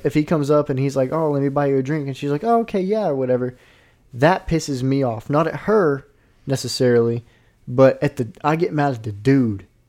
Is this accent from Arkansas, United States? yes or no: yes; Arkansas, United States; I'm from Arkansas